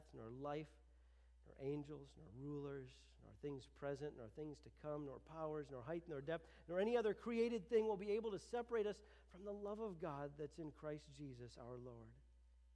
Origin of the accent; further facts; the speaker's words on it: United States; I'm an American.